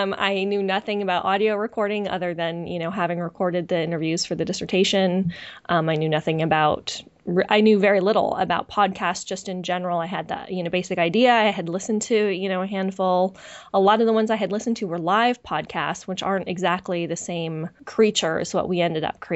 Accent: just outside San Francisco, California, United States; I'm a West Coaster, you know, I grew up in just outside San Francisco

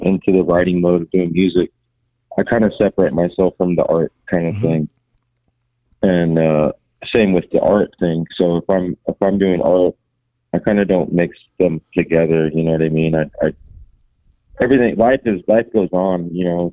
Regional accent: Long Beach, California, United States; a bunch of the homies work here that I grew up with tattooing in Long Beach like my whole life

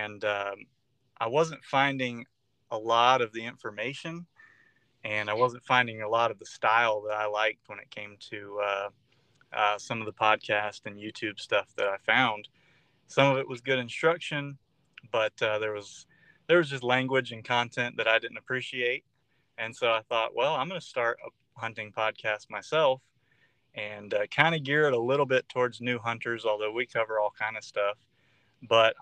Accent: North Florida, United States; I grew up here in North Florida

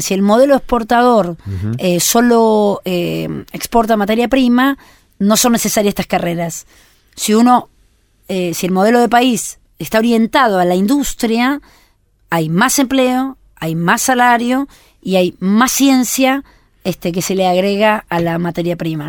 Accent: Argentina; somos argentinos

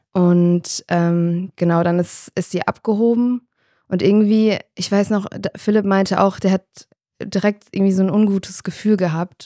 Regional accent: Darmstadt, Hesse, Germany; Also ich komme aus Darmstadt

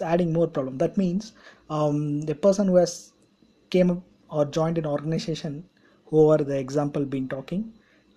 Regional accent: India; I'm from India

